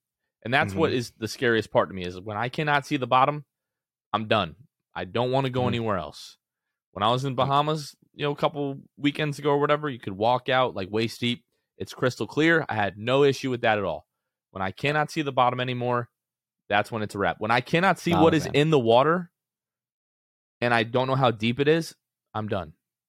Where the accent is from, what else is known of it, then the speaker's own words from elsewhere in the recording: Gulf Coast, United States; I grew up in the Gulf.